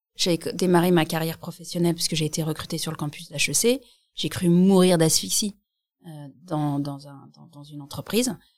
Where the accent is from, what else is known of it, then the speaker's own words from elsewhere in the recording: Alsace, Grand Est, France; on vient d'Alsace